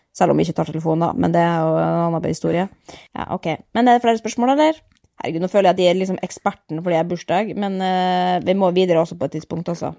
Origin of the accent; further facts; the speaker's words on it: Norway; vi kommer fra Norge